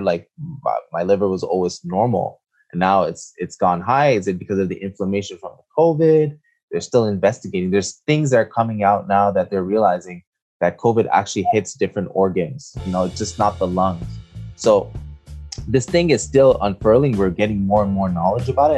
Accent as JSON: {"language": "English", "town": "Montreal", "region": "Quebec", "country": "Canada", "tie": "born or raised there", "said": "I am born and raised in Montreal, Quebec, Canada."}